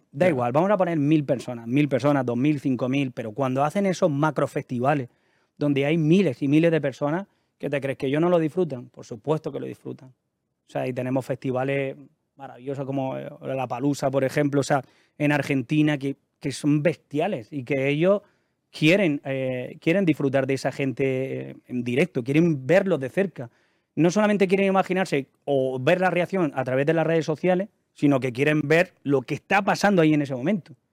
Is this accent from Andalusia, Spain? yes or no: yes; Almería, Andalusia, Spain; moved away as an adult; No, yo soy de Almería.